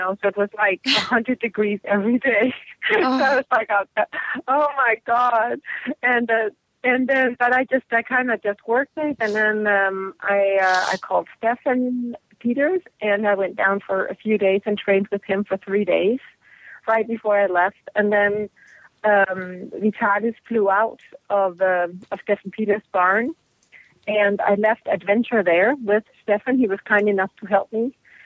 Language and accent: English; Denmark; now in United States; I'm from Denmark